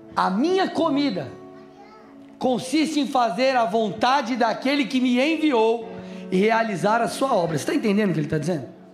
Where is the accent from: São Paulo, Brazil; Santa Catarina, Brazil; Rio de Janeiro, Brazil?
São Paulo, Brazil; moved away; sou paulistano, era de São Paulo